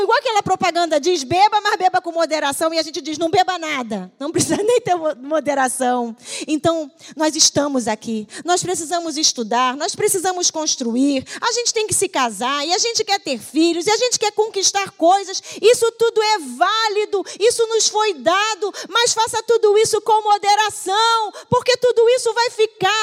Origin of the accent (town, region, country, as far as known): Brazil